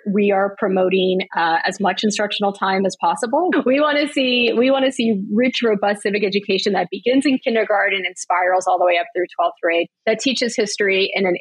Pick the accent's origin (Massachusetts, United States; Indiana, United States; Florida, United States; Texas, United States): Florida, United States; Broward County; I grew up in Broward County, Florida, where we had a really strong social studies department in my high school.